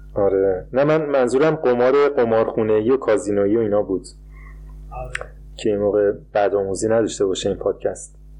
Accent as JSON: {"language": "Persian", "country": "Iran", "moved": "yes", "said": "من به عنوان یه ایرانی اینجوری بزرگ شدم که کشورم رو دوست نداشتم"}